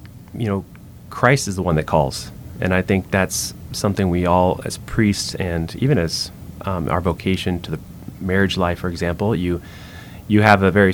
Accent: middle Georgia, United States; now in Louisiana, United States; we grew up in Georgia, middle Georgia, we call it there.

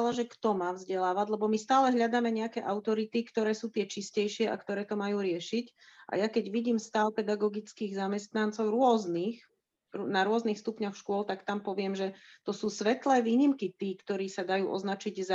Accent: Slovakia; Narodila som sa v socialistickom, v komunistickom Československu

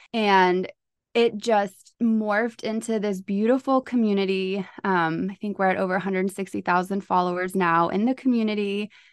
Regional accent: Charlotte, North Carolina, United States; I am from North Carolina here in Charlotte

